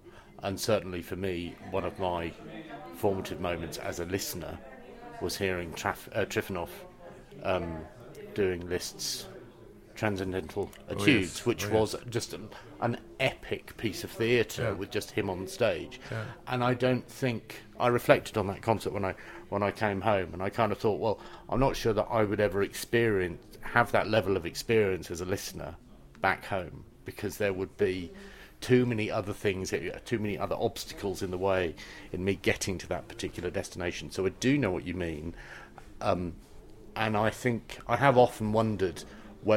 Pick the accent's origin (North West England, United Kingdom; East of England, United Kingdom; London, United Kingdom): East of England, United Kingdom; Suffolk; I come from Suffolk as well